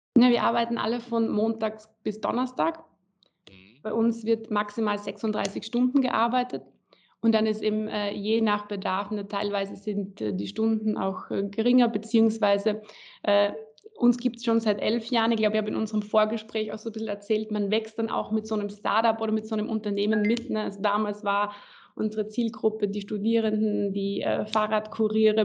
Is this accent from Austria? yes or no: yes; Graz, Styria, Austria; also born or lived in Berlin, Germany / Klagenfurt, Austria; in Graz, also quasi meiner Heimat